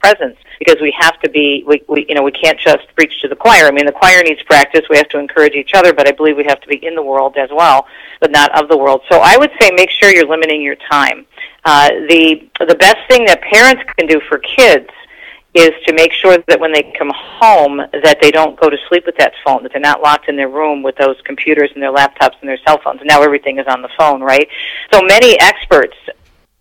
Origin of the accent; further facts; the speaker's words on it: Detroit, Michigan, United States; also born or lived in East Coast; I was raised here in Michigan